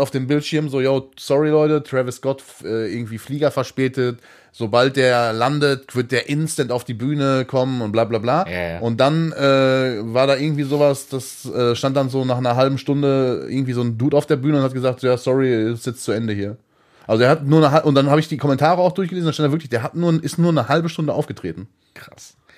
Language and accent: German; Hattingen, North Rhine-Westphalia, Germany; aus der Hattinger Ecke, da wo ich geboren bin